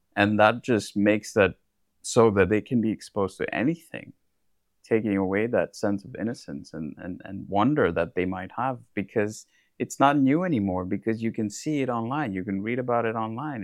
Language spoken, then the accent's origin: English; India; moved away; I come from India